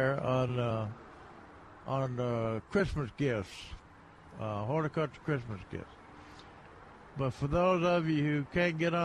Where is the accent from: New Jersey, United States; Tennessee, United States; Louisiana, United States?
Tennessee, United States; near Brownsville; moved away; ham from Tennessee, it's what I grew up on.